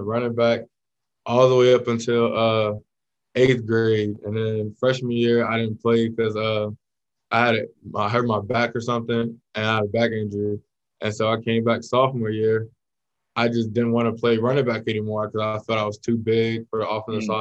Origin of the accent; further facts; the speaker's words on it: Dallas, Texas, United States; moved away as an adult; now in Salt Lake City, United States; I'm from Dallas, Texas, born and raised.